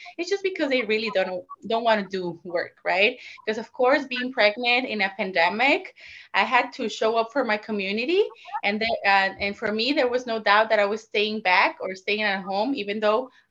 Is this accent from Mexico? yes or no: yes; Mexico; moved away as an adult; also born or lived in California, United States; now in Chicago, United States; I was born and raised in Mexico